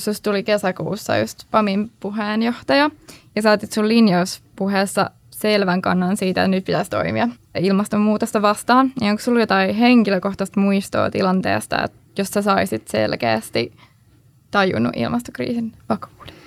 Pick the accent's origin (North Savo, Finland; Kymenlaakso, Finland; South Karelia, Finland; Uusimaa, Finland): Uusimaa, Finland; Helsinki; also born or lived in Netherlands; Mä oon Helsingistä